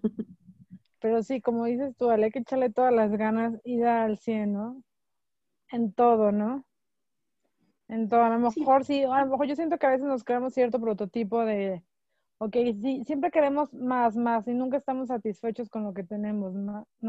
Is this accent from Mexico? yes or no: yes; Mexico; somos muy, el mexicano es muy unido